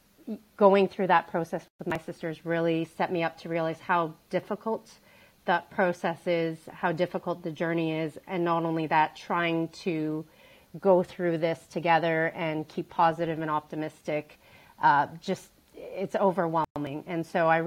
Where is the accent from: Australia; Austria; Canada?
Canada; Calgary, Alberta; I grew up in Calgary, Alberta, Canada